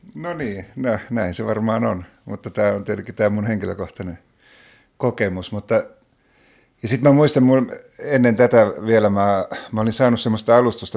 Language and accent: Finnish; Oulu, North Ostrobothnia, Finland; mä oon Oulusta kotoisin, Oulussa asuin silloin